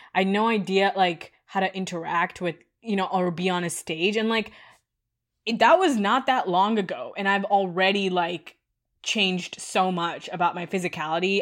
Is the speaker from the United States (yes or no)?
no; India; moved away; I grew up in India